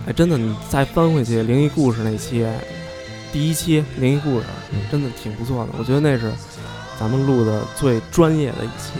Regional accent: Beijing, China; 咱们是北京的，真 是土生土长的孩子

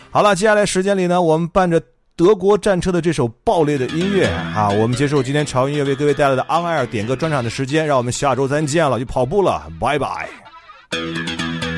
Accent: Xi'an, Shaanxi, China; 我们家乡的一部剧

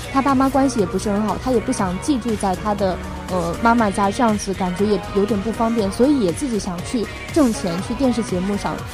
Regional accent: China; 我们中国人

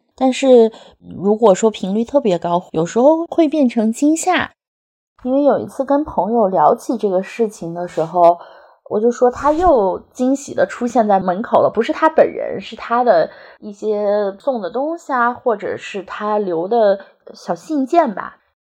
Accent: Sichuan, China; now in Beijing, China; 我是四川人，今年三十五岁，生活在北京，目前从事的职业是品牌营销

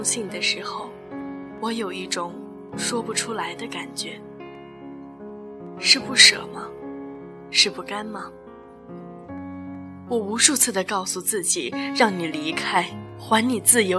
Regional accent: northern China, China; 对于我来说，我对冬天有一种情怀。也许因为我是北方人的关系，家乡每一年的冬天都会让我觉得我活在白茫茫的世界里

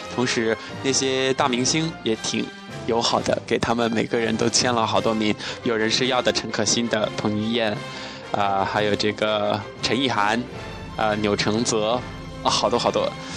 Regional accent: Chongqing, China; moved away as an adult; now in Wuhan, China; 我也是重庆人

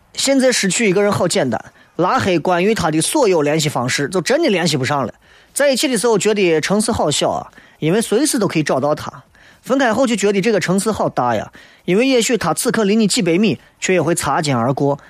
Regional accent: Xi'an, Shaanxi, China; 作为一个西安人、陕西人，你绝对有这样的经历

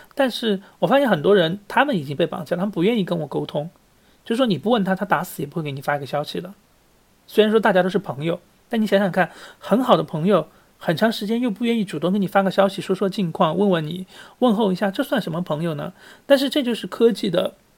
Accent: Sichuan, China; moved away; 我是四川人，我很喜欢打麻将。那么在虽然在国外

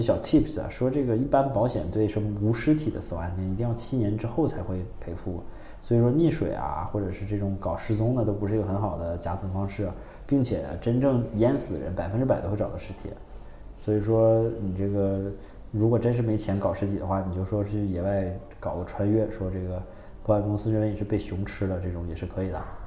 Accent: China; 我们中国人

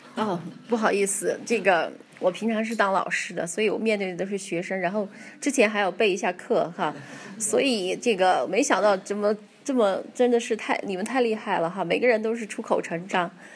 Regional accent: Yunnan, China; 就像我们云南人都爱吃辣椒

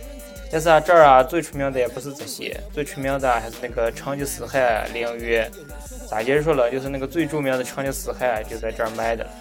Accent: Ordos, Inner Mongolia, China; 我呀，我就说道说道我的家乡鄂尔多斯伊克昭嘛。

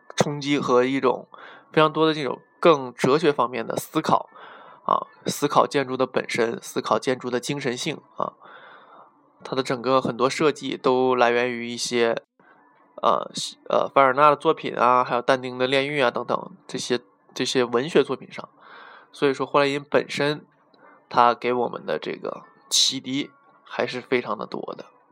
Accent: China; 为被我们中国人呃熟知的

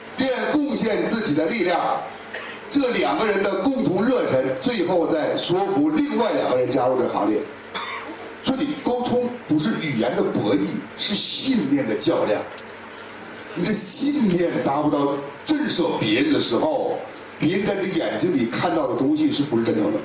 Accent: Tangshan, Hebei, China; 我们唐山那块儿

